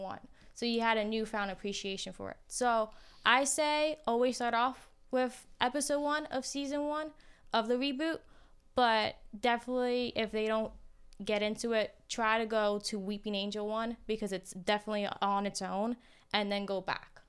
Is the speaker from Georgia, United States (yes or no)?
no; New Jersey, United States; moved away; I am originally from Jersey.